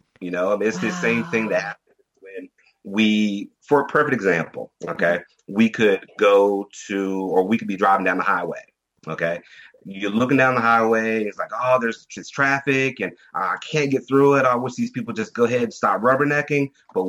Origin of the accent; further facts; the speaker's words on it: Germany; but I was raised in Germany. I was I'm ex-military brat right now.